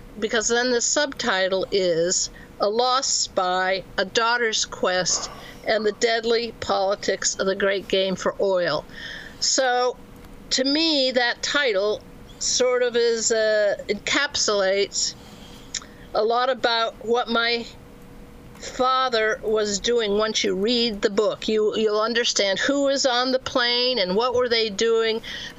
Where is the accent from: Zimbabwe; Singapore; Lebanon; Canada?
Lebanon; Beirut, Beirut Governorate; born there; I was born in Beirut, where my father was stationed